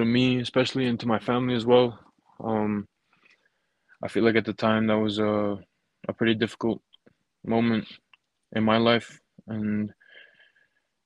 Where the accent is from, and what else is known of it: Fiji; born or raised there; moved away as an adult; now in Utah, United States